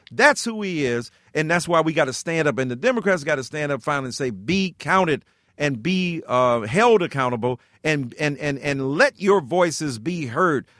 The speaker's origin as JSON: {"language": "English", "town": "Detroit", "region": "Michigan", "country": "United States", "said": "I'm from Detroit, Michigan."}